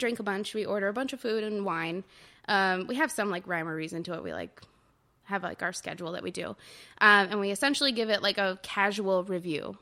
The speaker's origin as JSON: {"language": "English", "area": "Orange County", "region": "Southern California", "country": "United States", "moved": "yes", "lives_now": "Brooklyn, New York, United States", "said": "I'm originally from Southern California, the O C, just south of L"}